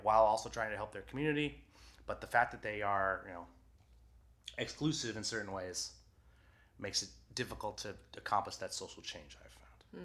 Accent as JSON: {"language": "English", "town": "Waterville", "region": "Maine", "country": "United States", "tie": "born or raised there", "said": "I grew up in Waterville where Colby College is"}